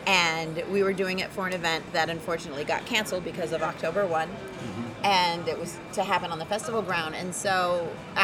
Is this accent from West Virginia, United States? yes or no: no; Las Vegas, Nevada, United States; I love this town because it's my hometown